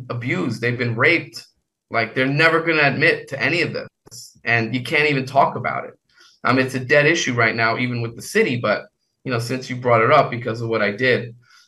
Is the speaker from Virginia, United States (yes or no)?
no; New York City, New York, United States; I'm from Queens